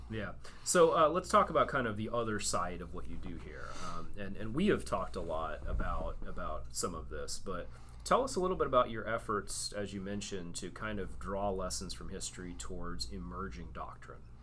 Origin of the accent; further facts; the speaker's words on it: Texas, United States; I, am a native Texan